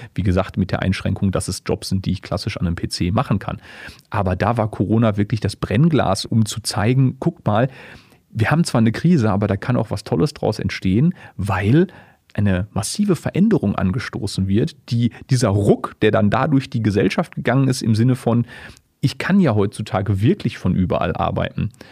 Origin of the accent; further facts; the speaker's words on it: Essen, North Rhine-Westphalia, Germany; moved away; also born or lived in Dortmund / Böblingen; als gebürtiger Essener